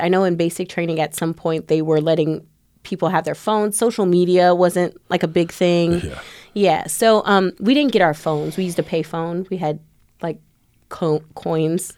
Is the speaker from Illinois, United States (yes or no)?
yes; Chicago, Illinois, United States; moved away; also born or lived in Tampa, Florida; I'm not from Tampa, Florida. I'm originally from Chicago.